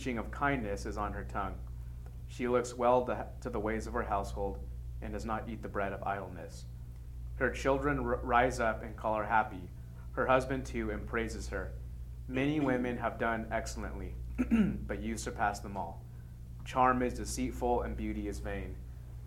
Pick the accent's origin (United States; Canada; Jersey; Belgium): United States; California; moved away; also born or lived in the South; I didn't grow up in the South. I grew up in California